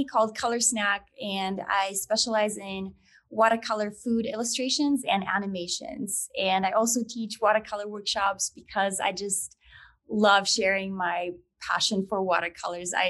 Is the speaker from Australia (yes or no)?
no; Moldova; now in United States; I'm originally from Moldova. It's a small country in Eastern Europe. And my parents and I immigrated back in 2002.